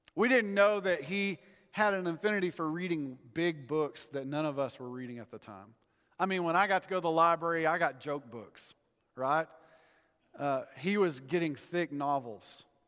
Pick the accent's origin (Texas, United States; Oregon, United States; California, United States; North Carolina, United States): Texas, United States; I grew up in Texas